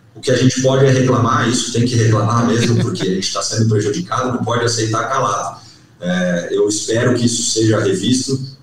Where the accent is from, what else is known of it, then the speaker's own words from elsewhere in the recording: Pato Branco, Paraná, Brazil; also born or lived in Francisco Beltrão / Dois Vizinhos; eu nunca morei em Francisco Beltrão, mas me criei em Pato Branco